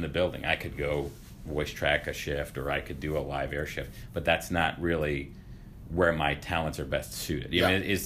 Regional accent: St. Louis, Missouri, United States; moved away; also born or lived in Springfield, Missouri / Kansas City; I'm originally from St. Louis

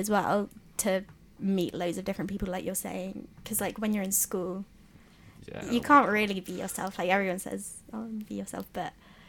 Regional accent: London, United Kingdom; moved away as an adult; now in Leeds, United Kingdom; because I'm from London as well, so it's not, I mean, it's not that far

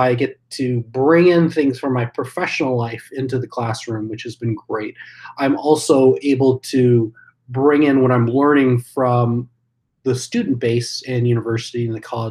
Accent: Champaign, Illinois, United States; I'm also a townie, if you can believe that. So I grew up in Champaign.

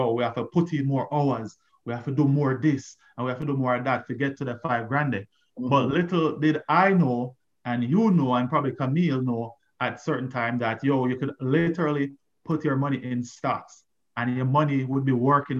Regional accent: Jamaica; growing up in Jamaica

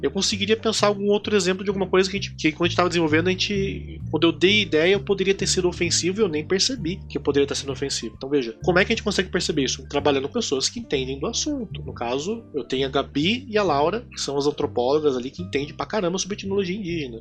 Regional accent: Londrina, Paraná, Brazil; eu na minha infância em Londrina

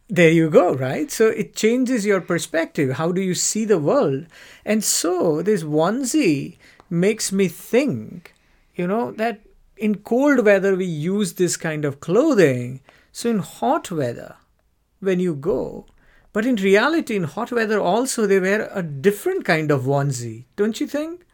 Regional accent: India; moved away as an adult; now in United Kingdom; when I grew up in India.

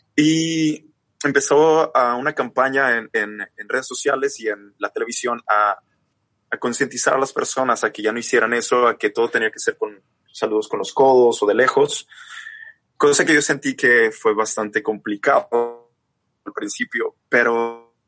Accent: Chihuahua, Mexico; yo soy de México. Soy, resulta que soy del norte de México, de Chihuahua

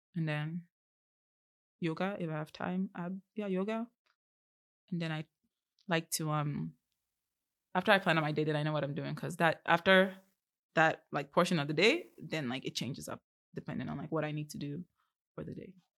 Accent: Vancouver, British Columbia, Canada; also born or lived in Abia State, Nigeria; I'm not comfortable speaking them 'cause I've grown up here for most of my life

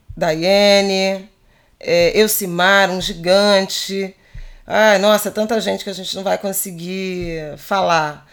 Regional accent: Rio de Janeiro, Brazil; como carioca

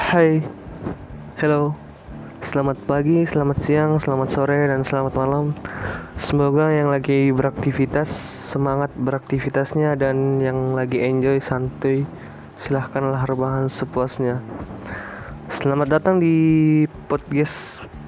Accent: Surabaya, East Java, Indonesia; now in Kolaka, Indonesia; saya lahir di Surabaya, menetap di kota Kolaka

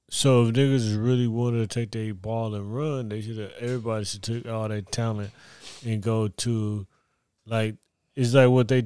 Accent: Texas, United States; maybe because I grew up in Texas, but I don't know.

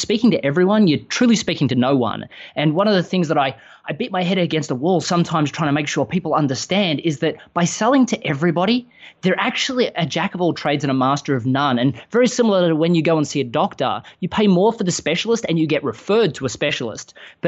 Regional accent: Melbourne, Victoria, Australia; moved away as an adult; now in Austin, United States; from the accent that while I live in the US, I live in Austin, Texas, I'm not quite from around here. I grew up in Melbourne, Australia.

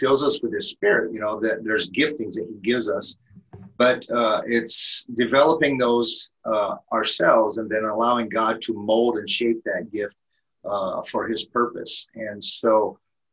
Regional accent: Elkhart, Indiana, United States; moved away as an adult; now in Minnesota, United States; I'm originally from Elkhart, Indiana. I'm actually a transplant into the state of Minnesota

